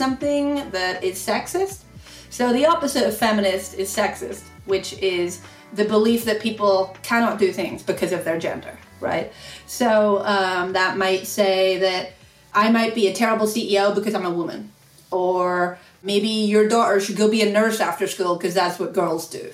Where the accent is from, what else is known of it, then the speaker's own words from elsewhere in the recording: Ireland; moved away; I grew up in Ireland, so a long way from here